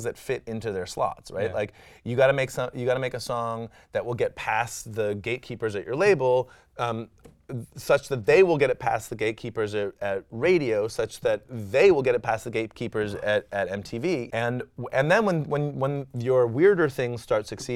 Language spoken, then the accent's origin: English; Washington, District of Columbia, United States; I grew up in Washington, D.C. and was very much an acolyte of Discord and …